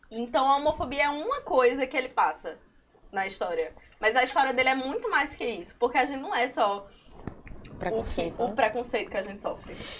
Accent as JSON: {"language": "Portuguese", "town": "Currais Novos", "region": "Rio Grande do Norte", "country": "Brazil", "tie": "born or raised there", "moved": "as an adult", "lives_now": "Natal, Brazil", "said": "eu sou seridoense e eu não queria, e, e eu sou de Currais Novos"}